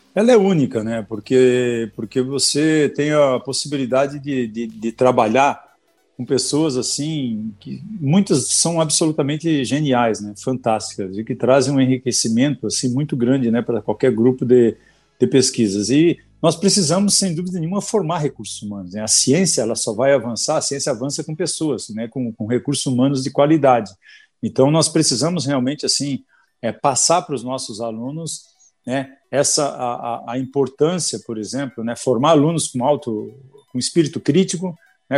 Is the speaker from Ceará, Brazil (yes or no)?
no; Balneário Camboriú, Santa Catarina, Brazil; Eu sou nascido lá em Balneário Camboriú, Santa Catarina